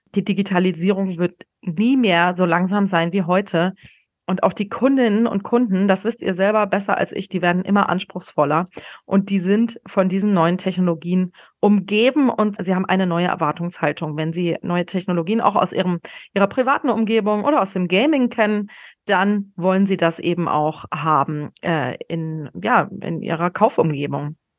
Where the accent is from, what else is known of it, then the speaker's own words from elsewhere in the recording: a small Bavarian town north of Munich, Germany; now in Berlin, Germany; der kleinen bayerischen Stadt, äh, wo ich aufgewachsen bin, nördlich von München.